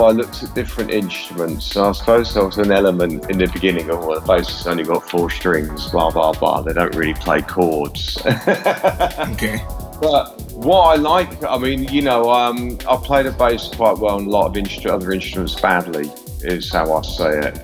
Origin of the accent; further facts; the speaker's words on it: Midlands, United Kingdom; also born or lived in London; now in Berlin, Germany; I'm from the Midlands originally, but I spent most of my time living in London